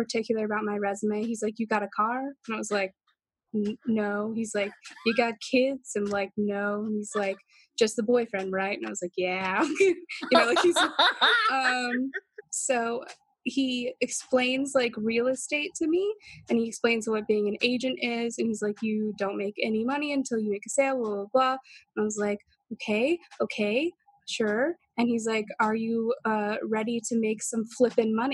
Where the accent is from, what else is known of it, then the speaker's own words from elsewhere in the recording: the South, United States; moved away as an adult; now in New York City, United States; There's more than like 3 races in my hometown